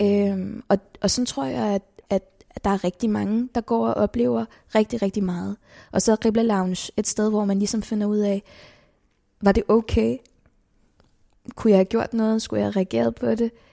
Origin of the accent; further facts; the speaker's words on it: Copenhagen, Capital Region of Denmark, Denmark; født og opvokset i København